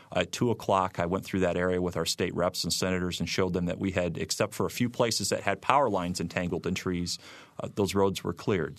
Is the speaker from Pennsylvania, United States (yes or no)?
no; Michigan City, Indiana, United States; accent: Midwesterner; moved away as an adult; I grew up in Michigan City